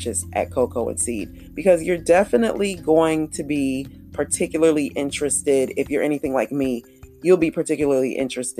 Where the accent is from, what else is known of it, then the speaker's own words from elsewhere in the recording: Jacksonville, Florida, United States; growing up in Jacksonville, Florida